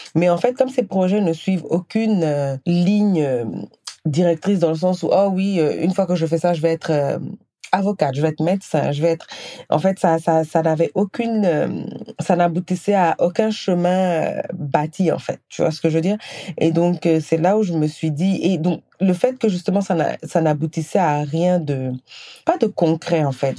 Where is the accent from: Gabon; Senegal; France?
Senegal; moved away as an adult; also born or lived in Guinea; now in Canada; je, suis née, j'ai grandi au Sénégal, j'ai vécu quelques années en Guinée, et euh, ensuite j'ai déménagé au Canada